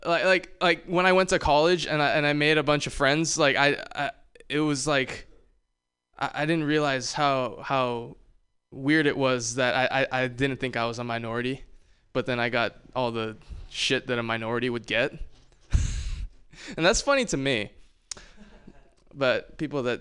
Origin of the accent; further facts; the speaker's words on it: Hawaii, United States; I grew up in Hawaii